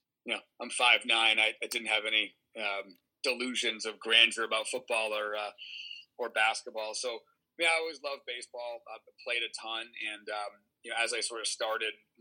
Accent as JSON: {"language": "English", "region": "New Hampshire", "country": "United States", "tie": "born or raised there", "also_born_or_lived": "Boston / San Diego", "moved": "as an adult", "lives_now": "Chicago, United States", "said": "I grew up in New Hampshire"}